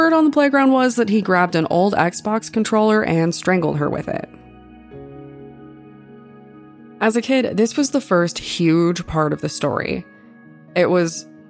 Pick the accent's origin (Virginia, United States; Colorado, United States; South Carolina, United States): Colorado, United States; it took place in my hometown